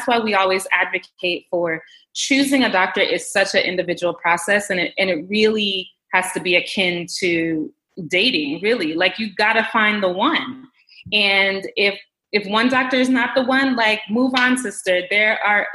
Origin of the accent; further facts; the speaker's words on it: Jamaica; I'm of Jamaican heritage. I was born in Jamaica, and obviously my mom is Jamaican